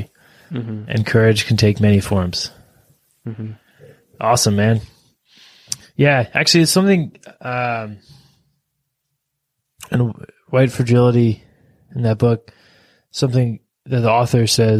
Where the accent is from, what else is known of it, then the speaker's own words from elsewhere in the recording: United States; being an American, as from the United States of American